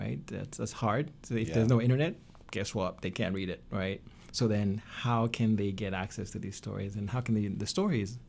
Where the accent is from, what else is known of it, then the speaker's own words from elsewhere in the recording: Tanzania; now in United States; Tanzania, my home country